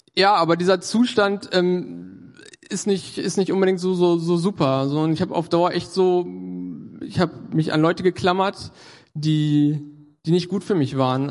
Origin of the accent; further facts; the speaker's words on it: Göttingen, Lower Saxony, Germany; moved away as an adult; now in Hannover, Germany; war ich in Göttingen, da komme ich auch äh, her aus der Ecke.